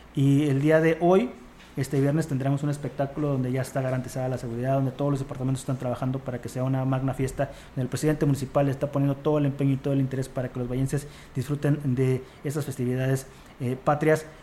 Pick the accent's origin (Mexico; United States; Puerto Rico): Mexico; como mexicanos